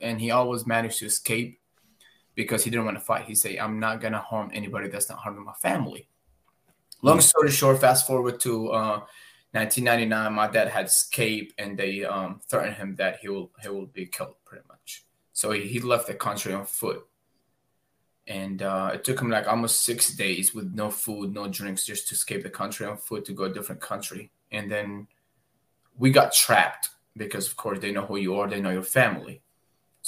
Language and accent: English; Baghdad, Baghdad Governorate, Iraq; now in United States; I am originally from Baghdad, Iraq. I am a war zone survivor. I've literally went through all war zones that a child could experience. I never went to school back home, started working at the age of 10 years old